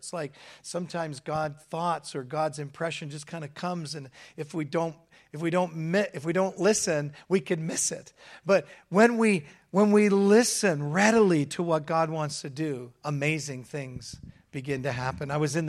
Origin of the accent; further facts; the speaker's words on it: Hamilton, Ontario, Canada; So I'm from Hamilton, Ontario, Canada.